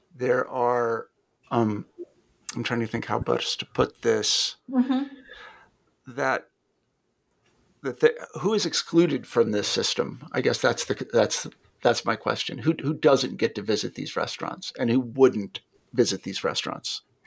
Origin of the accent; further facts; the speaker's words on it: Midwest, United States; I grew up in the Midwest